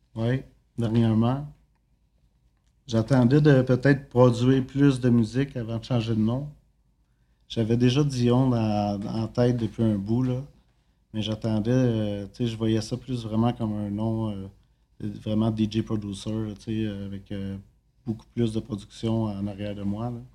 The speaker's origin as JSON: {"language": "French", "region": "Quebec", "country": "Canada", "also_born_or_lived": "Drummondville", "lives_now": "Montreal, Canada", "said": "je viens de Saint-Bois"}